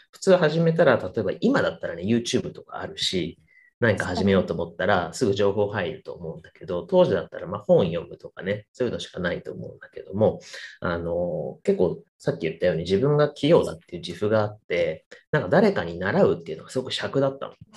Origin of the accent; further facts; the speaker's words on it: Kagoshima, Japan; also born or lived in Ibusuki, Japan; ずっと生まれも育ちも鹿児島で、えー、学生時代とか社会人になってからも県外に住んだ経